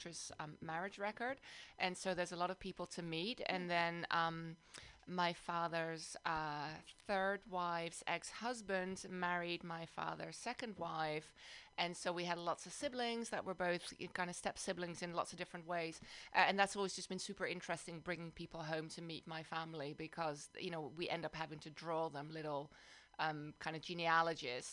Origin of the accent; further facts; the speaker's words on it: Amsterdam, North Holland, Netherlands; also born or lived in London, United Kingdom; now in South Bay, United States; I live in the South Bay, but I'm originally from Amsterdam, the Netherlands, and then I also spend some years of my life in London, UK.